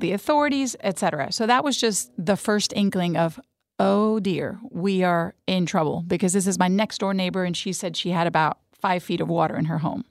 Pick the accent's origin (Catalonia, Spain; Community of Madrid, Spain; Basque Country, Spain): Community of Madrid, Spain; Madrid; first language Spanish; English is a second language; moved away; also born or lived in Cuenca, Spain / Houston, Texas; cradle Catholic, born in Spain, in Madrid, España. So, Spanish was my first language